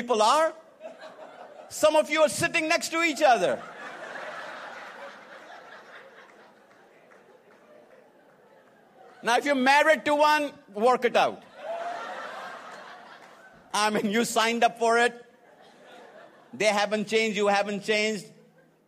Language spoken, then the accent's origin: English; India; moved away as an adult; also born or lived in Atlanta, Georgia; now in United States; I'm from India, who lives in America right now